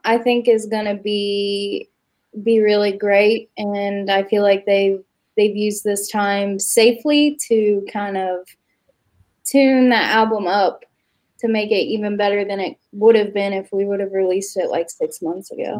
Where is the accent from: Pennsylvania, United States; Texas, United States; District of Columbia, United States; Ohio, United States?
Ohio, United States; Oak Hill; moved away as an adult; also born or lived in Lexington; now in Huntington, United States; I'm from it's like an hour and 15 minutes away. It's Oak Hill, Ohio